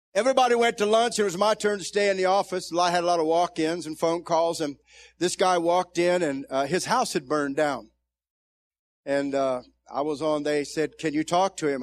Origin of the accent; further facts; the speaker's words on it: Zanesville, Ohio, United States; I came from Zanesville, Ohio, and ended up in a ten thousand member church as an associate pastor